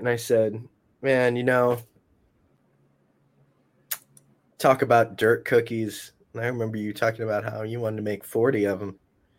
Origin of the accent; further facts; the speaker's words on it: Orlando, Florida, United States; also born or lived in Los Angeles; Maybe something to do with growing up in Orlando, Florida, and Los Angeles.